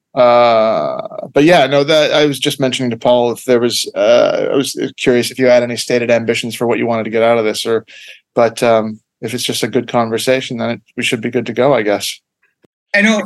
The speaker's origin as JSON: {"language": "English", "town": "Ottawa", "region": "Ontario", "country": "Canada", "tie": "born or raised there", "said": "I am from Canada. I was born in Ottawa, uh, Canada, uh, North America."}